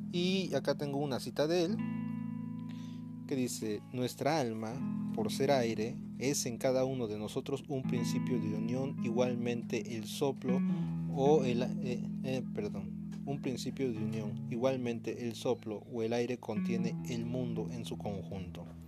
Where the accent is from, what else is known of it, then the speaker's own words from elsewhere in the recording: Veracruz, Mexico; also born or lived in Guerrero; yo soy de Veracruz, pero doy clases en Guerrero